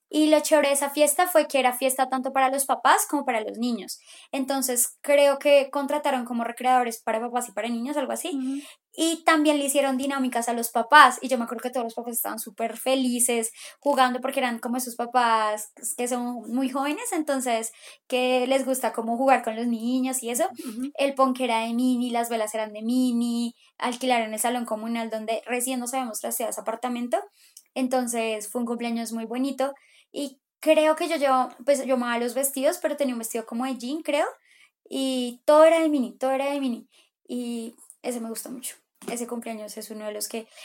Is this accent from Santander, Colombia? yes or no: no; Pereira, Risaralda, Colombia; Mira, yo soy como de Pereira, huevón